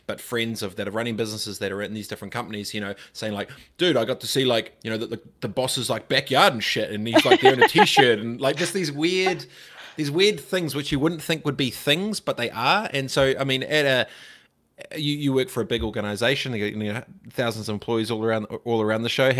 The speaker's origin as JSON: {"language": "English", "town": "Suva", "region": "Central Division", "country": "Fiji", "tie": "born or raised there", "moved": "yes", "said": "I grew up in Suva when I was little"}